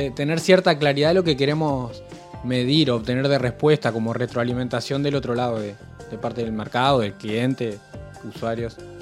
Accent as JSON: {"language": "Spanish", "town": "Rosario", "region": "Santa Fe", "country": "Argentina", "tie": "born or raised there", "said": "toda, la vida, toda la vida yo he vivido en Rosario"}